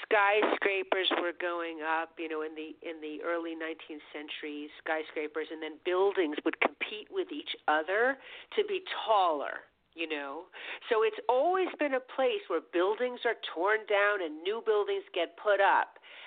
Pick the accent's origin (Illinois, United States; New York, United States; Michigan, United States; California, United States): New York, United States; New York City; I grew up here in Manhattan.